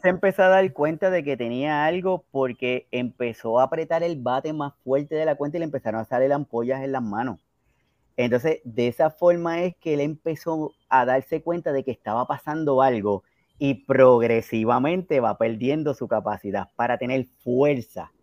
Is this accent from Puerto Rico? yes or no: yes; Puerto Rico; hablando acá como boricua